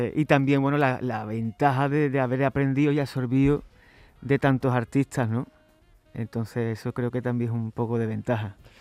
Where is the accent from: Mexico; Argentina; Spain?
Spain; Chiclana de la Frontera, Andalusia; en mi tierra, en Chiclana, de la frontera